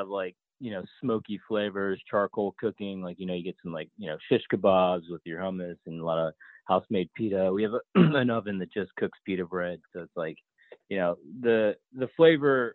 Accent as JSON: {"language": "English", "region": "Maryland", "country": "United States", "tie": "born or raised there", "said": "I grew up in Maryland"}